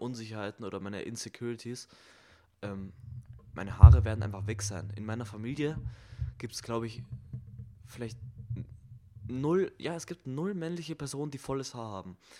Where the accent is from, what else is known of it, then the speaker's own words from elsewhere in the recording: Germany; ich als Deutscher